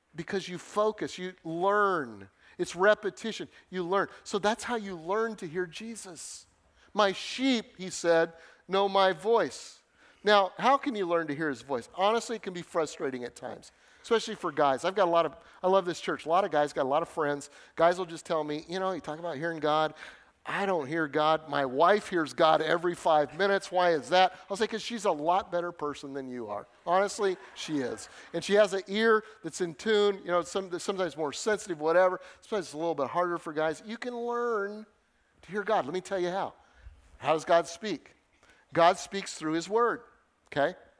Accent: Denver, Colorado, United States; moved away as an adult; also born or lived in Northern Illinois; I grew up in Denver in the city.

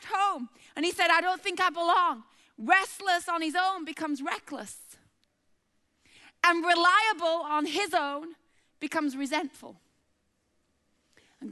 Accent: Bradford, Yorkshire and the Humber, United Kingdom; moved away; a chick from Bradford

